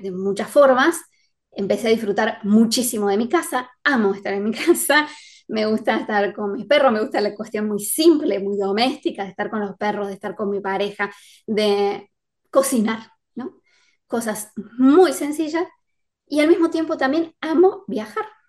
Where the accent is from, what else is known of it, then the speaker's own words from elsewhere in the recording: Córdoba, Argentina; yo soy de Córdoba